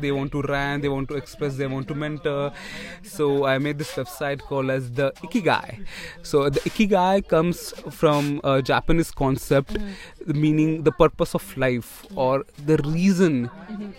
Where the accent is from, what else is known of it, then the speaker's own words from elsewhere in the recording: Tirunelveli, Tamil Nadu, India; I'm from Tamil Nadu